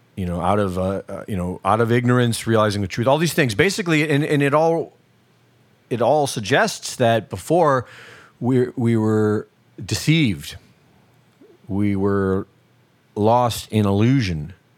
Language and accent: English; United States; I grew up here.